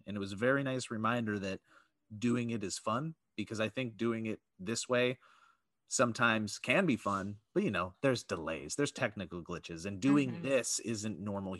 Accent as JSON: {"language": "English", "region": "Florida", "country": "United States", "lives_now": "Los Angeles, United States", "said": "I'm from Florida. I've been living in LA for a while."}